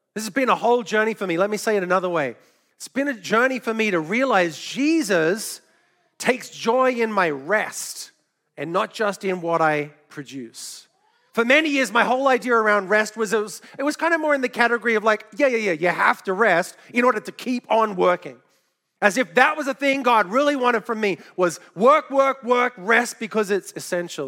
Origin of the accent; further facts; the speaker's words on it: Australia; moved away; also born or lived in New York City, United States; I grew up in Australia and had never shot a gun until I moved to New York City